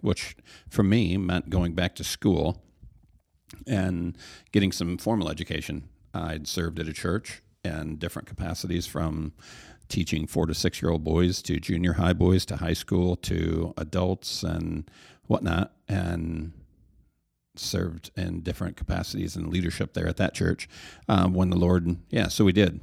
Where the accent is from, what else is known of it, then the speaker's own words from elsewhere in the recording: Hastings, Michigan, United States; I grew up here in the Hastings area